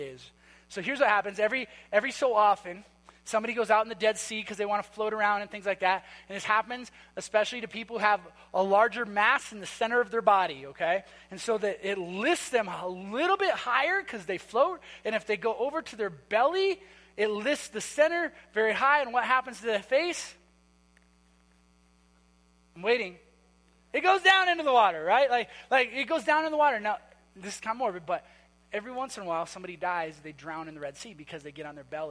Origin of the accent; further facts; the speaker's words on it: Minnesota, United States; I'm from Minnesota